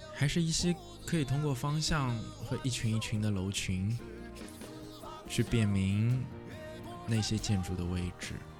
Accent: Shanghai, China; moved away; 有一年没回去了，突然也和竹马一样，很想念上海

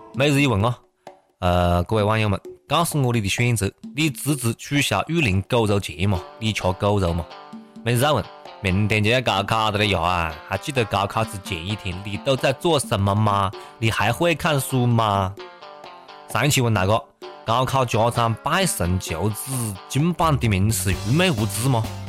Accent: China; 我们中国人

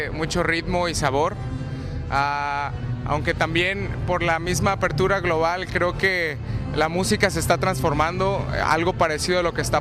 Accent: Mexico; Hola, yo soy … eh, soy eh, un saxofonista invitado de la banda … Venimos de México

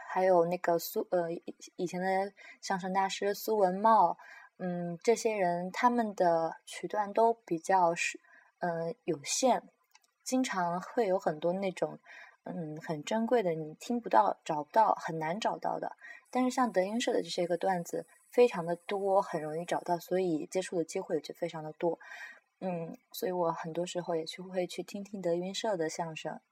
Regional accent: near Anqing, Anhui, China; 我就是安徽人，而且我的家离安庆很近

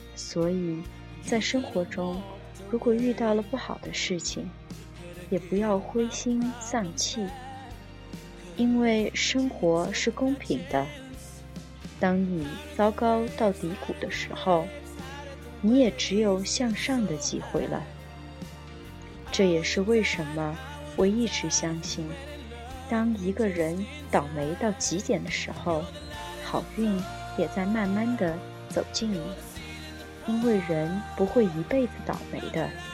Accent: China; moved away as an adult; now in United States; 作为一个中国人在美国有种种的签证的问题

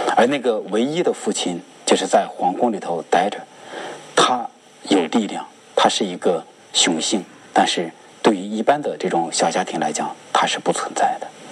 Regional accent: China; 我们中国人每个人都是一条全能自恋的龙。

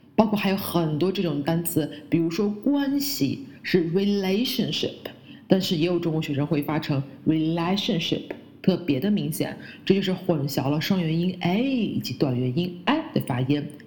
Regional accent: China; 包括我们的国家叫做 China

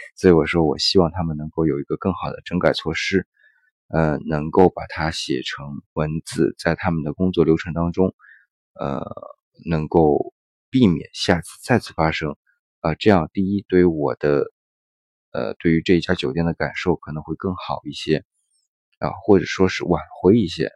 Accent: China; 我们是中国人

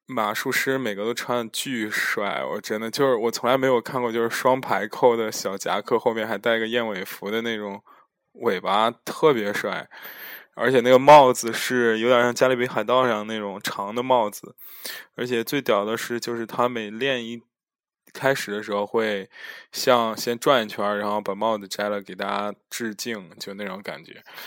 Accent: China; 我们中国人还是喜欢吃热汤、热饭嘛

